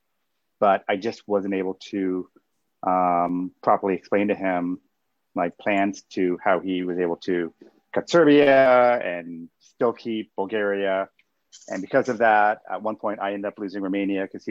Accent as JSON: {"language": "English", "country": "Canada", "said": "I am Canadian"}